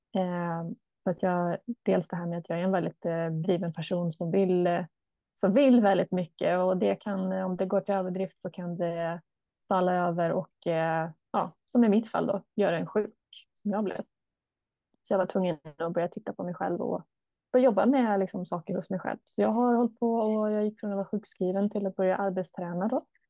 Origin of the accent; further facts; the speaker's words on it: Stockholm area, Stockholm County, Sweden; moved away as an adult; now in Borås, Sweden; jag kommer från Stockholmshållet